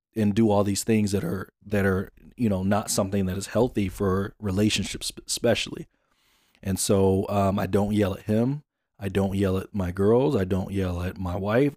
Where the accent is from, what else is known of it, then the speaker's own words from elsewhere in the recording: Jonesboro, Georgia, United States; moved away; also born or lived in Phoenix; I'm born and raised in Atlanta, Jonesboro, Georgia